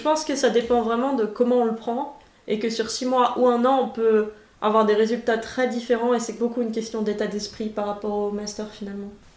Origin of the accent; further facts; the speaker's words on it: France; also born or lived in Germany (former East Germany); now in Munich, Germany; je reçois tout le temps des compliments sur mon accent au supermarché, typiquement la caissière très fière d'avoir deviné que j'étais française